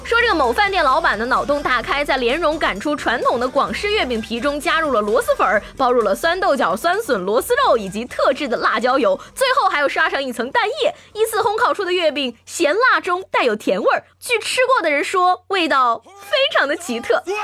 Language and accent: Chinese; Shandong, China; 你猜我们山东人到底会不会开挖掘机？